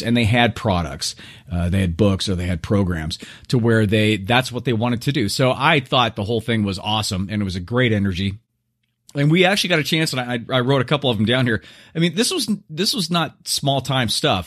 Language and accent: English; Southern California, United States; how I was brought up in Southern California and how I live now